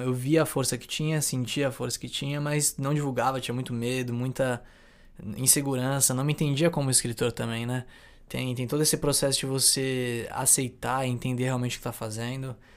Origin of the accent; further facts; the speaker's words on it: Santos, São Paulo, Brazil; also born or lived in São Vicente; Sou de Santos, tenho 23 anos, nascido e criado aqui em Santos, São Vicente